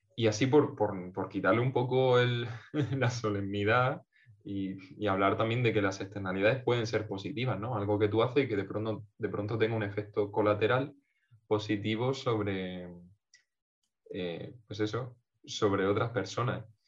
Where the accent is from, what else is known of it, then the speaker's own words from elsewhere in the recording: Portmán, Region of Murcia, Spain; Portman, un pueblo de la costa murciana, en mi pueblito